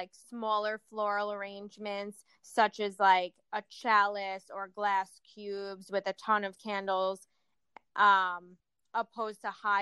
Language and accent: English; Oceanside, United States; we come from Oceanside.